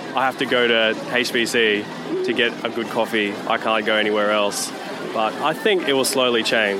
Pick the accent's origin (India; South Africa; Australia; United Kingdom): Australia; Melbourne, Victoria; I'm from Melbourne, Australia.